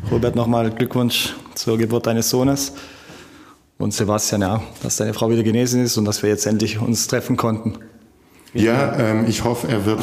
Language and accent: German; Italy; dass man als Italiener tut man ja im Weihnachten relativ viel essen.